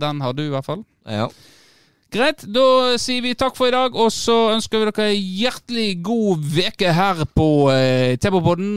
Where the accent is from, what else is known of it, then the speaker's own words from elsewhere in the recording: Norway; på Ragnarud i gettoen der jeg vokste opp